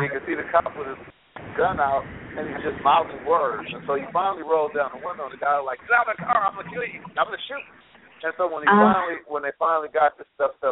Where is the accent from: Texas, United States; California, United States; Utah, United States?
California, United States; Los Angeles area; I grew up in Los Angeles, the Los Angeles area, not Los Angeles, I live in L.A.